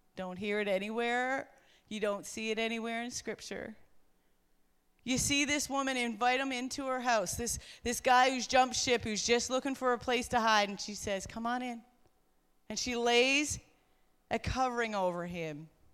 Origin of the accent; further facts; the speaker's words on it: Newfoundland and Labrador, Canada; I come from Newfoundland where Sister Garrigus brought the gospel to the island and set it on fire.